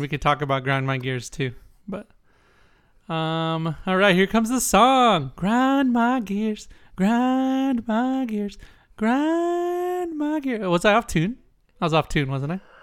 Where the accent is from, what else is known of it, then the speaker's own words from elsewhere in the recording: San Diego, California, United States; I'm from San Diego